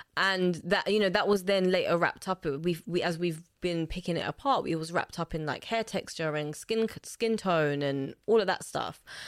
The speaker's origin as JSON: {"language": "English", "region": "London", "country": "United Kingdom", "tie": "born or raised there", "also_born_or_lived": "Lusaka, Zambia", "said": "I grew up between the two, uh, mainly in Lusaka, growing up until ten. And then when my parents, uh, separated, we then settled in Hackney"}